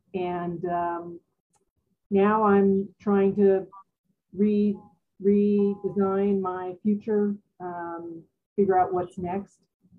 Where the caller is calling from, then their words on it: Colorado, United States; I'm in Colorado.